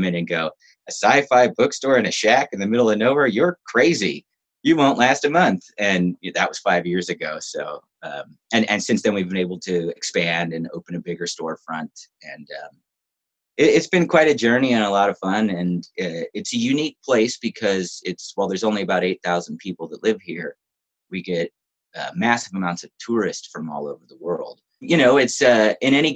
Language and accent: English; Southern California, United States; I grew up in Southern California